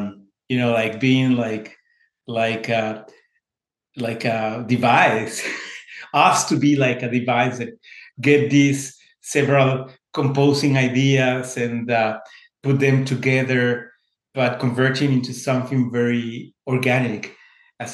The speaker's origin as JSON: {"language": "English", "country": "Mexico", "moved": "yes", "said": "I was coming, I came from Mexico some few years ago."}